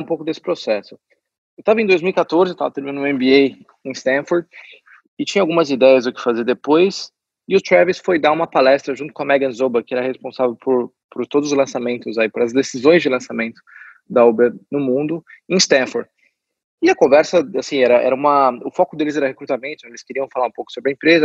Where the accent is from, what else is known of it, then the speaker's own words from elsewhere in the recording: Brazil; eu sou brasileiro